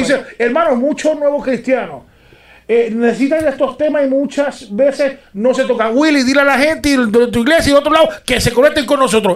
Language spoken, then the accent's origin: Spanish; Puerto Rico; yo soy puertorriqueño